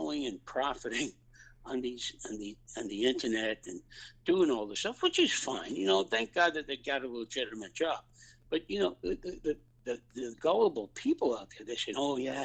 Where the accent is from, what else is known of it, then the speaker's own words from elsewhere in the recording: New York City, New York, United States; growing up on the Lower East Side and Little Italy and the Fourth Ward, Knickerbocker Village